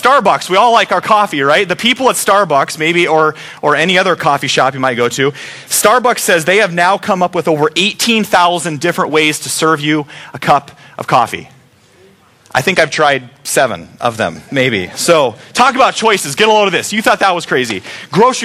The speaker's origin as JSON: {"language": "English", "country": "United States", "said": "We as Americans love choices"}